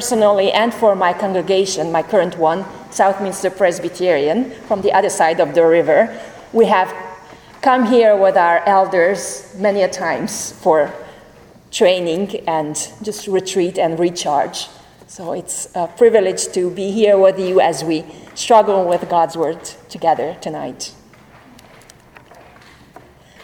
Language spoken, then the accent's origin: English; Hungary; moved away; I am from Hungary